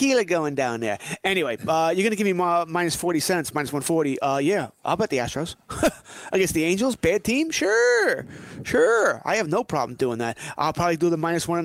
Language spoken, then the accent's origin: English; Elmont, New York, United States; I grew up in Elmont. I grew up in Elmont, which is where the Elmont racetrack is